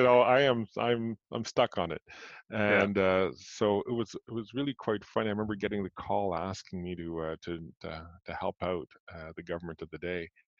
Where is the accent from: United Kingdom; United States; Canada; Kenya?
Canada; Montreal, Quebec; born there; I was born in Montreal. I'd like to say I'm a child of the 60s, although I was born in 1969 and almost halfway through.